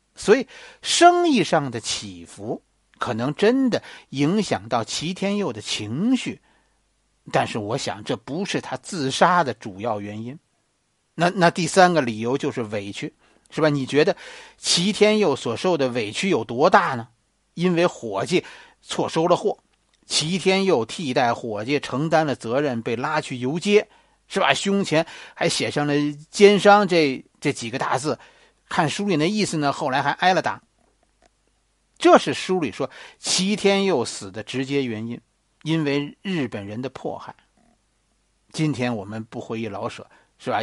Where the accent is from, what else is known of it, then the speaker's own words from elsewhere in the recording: China; 我们中国人